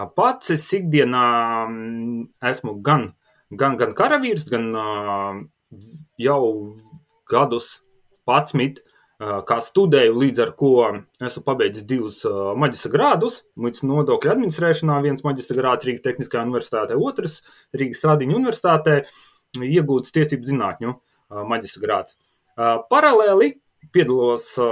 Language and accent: Latvian; Latgale, Latvia; Abi divi mēs nākam no, no Latgales ar sieviņu